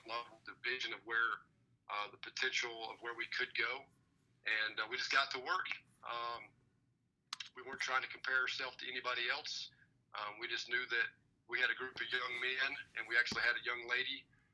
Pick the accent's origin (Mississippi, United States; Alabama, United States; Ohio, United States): Alabama, United States; moved away as an adult; also born or lived in Kentucky / West Georgia / North Atlanta, Georgia; now in Atlanta, United States; I'm from Alabama. My dad was a high school football coach in the state of Alabama